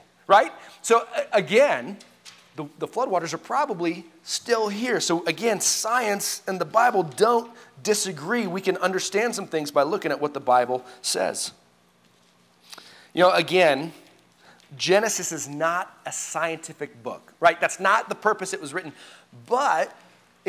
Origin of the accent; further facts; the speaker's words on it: Colorado, United States; I grew up in Colorado